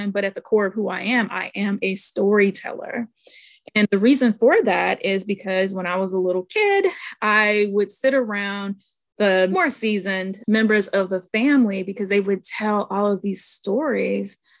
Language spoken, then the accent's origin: English; St. Louis, Missouri, United States; I grew up in St. Louis, Missouri